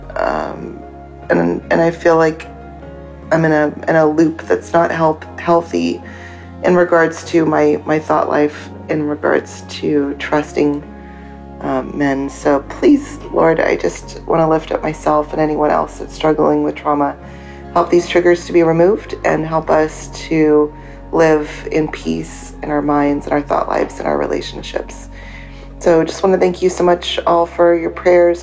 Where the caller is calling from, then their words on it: Nashville, Tennessee, United States; I'm from Nashville